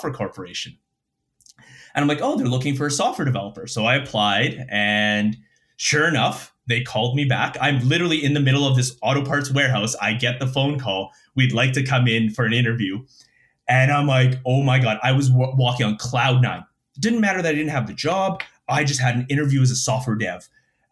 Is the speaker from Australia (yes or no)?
no; Winnipeg, Manitoba, Canada; moved away as an adult; also born or lived in Calgary; born and raised in Winnipeg.